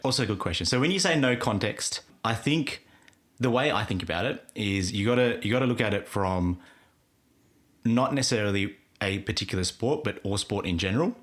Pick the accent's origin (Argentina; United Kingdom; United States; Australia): Australia; I grew up in Australia